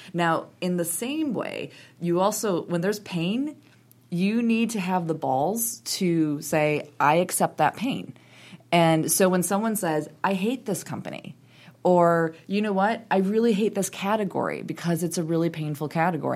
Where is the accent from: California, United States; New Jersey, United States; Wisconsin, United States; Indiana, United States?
Wisconsin, United States; moved away; I grew up in Wisconsin, very proudly grew up in Wisconsin